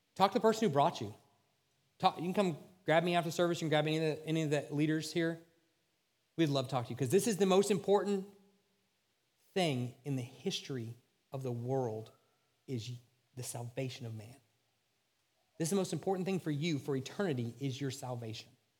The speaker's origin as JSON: {"language": "English", "country": "United States", "said": "as American Christians"}